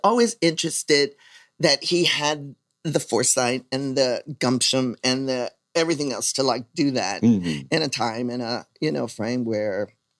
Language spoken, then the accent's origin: English; San Francisco, California, United States; I was born and raised in San Francisco, actually born at the what is now known as the Kaiser French campus. It was known as French Hospital.